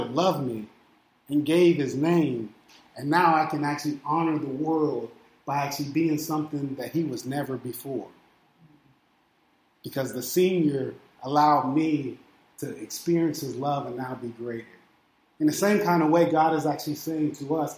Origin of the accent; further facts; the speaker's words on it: Steubenville, Ohio, United States; moved away; also born or lived in Illinois; my birth certificate says that I'm from Ohio. My driver's license says that I live in Illinois. And I moved out here